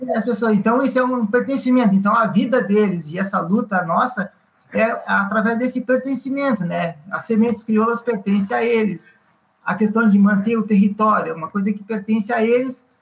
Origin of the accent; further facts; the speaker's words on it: Viamão, Rio Grande do Sul, Brazil; now in Mostardas, Brazil; Sou natural de Viamão e estou agora em Mostardas. Há 30 e poucos anos eu moro em Mostardas.